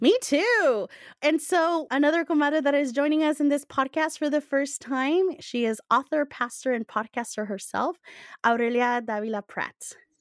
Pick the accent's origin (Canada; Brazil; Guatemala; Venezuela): Guatemala; now in United States; growing up in Guatemala